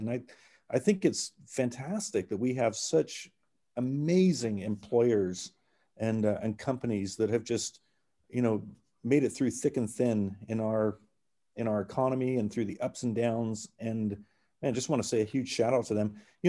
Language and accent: English; Modesto, California, United States; I say I'm from Modesto